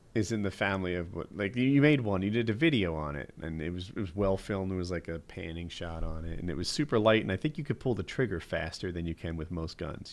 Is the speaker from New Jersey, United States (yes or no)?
yes; New Jersey, United States; I'm from Jersey